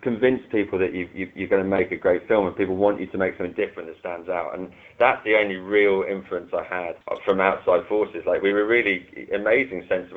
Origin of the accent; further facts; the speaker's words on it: London, United Kingdom; where I grew up in London